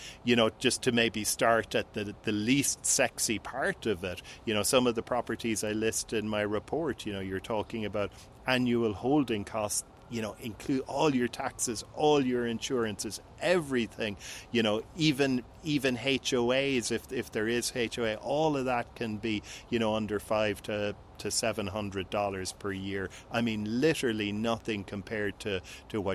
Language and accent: English; Cork, Munster, Ireland; also born or lived in Lisbon, Portugal / Cabo San Lucas, Mexico; now in Portugal; I'm on my summer vacations in my hometown of Cork, Ireland